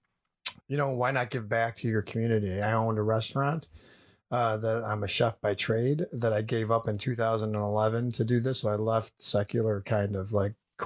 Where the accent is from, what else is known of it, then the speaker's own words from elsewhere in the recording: Syracuse, New York, United States; I was raised in the Syracuse, New York, born and raised here